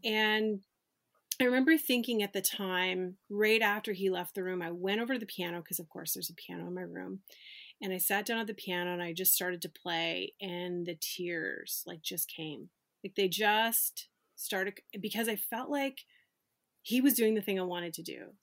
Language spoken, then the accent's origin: English; Canada; when I was growing up bowling in Canada, 'cause I'm from Canada